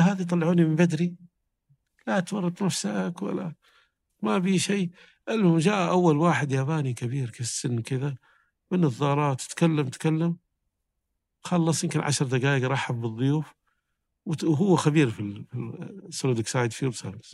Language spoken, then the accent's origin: Arabic; Saudi Arabia; كنت من السعودية